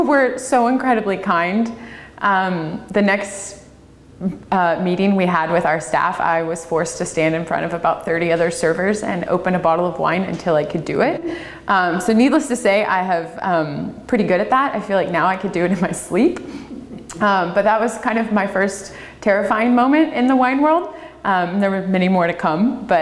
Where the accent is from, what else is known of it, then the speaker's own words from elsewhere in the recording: Louisiana, United States; moved away as an adult; also born or lived in Tasmania / Napa, California; now in Oregon, United States; I studied in Louisiana. That's where I'm born and raised